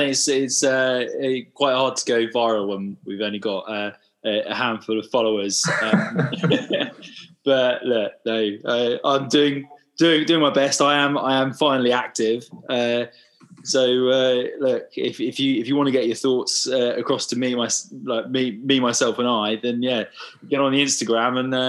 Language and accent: English; Wales, United Kingdom; But yeah, you'd feel a bit hard done by as a Welshman.